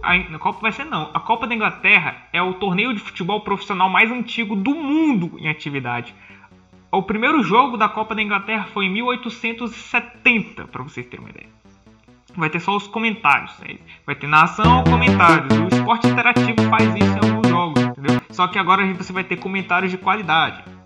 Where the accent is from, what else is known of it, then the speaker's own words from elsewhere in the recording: Piauí, Brazil; somos do Piauí, deste estado esquecido pelo, pelas pessoas